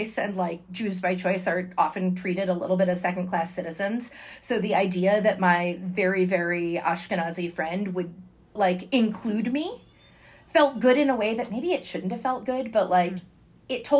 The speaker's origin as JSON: {"language": "English", "region": "Connecticut", "country": "United States", "first_language": "English", "said": "I'm from Connecticut"}